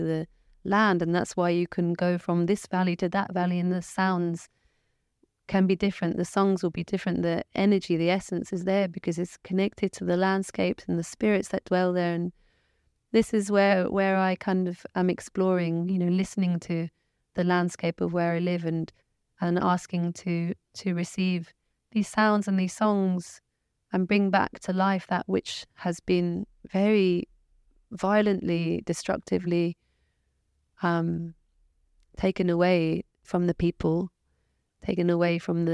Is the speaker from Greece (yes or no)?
no; England, United Kingdom; I was born in England, so in that way, my roots are from England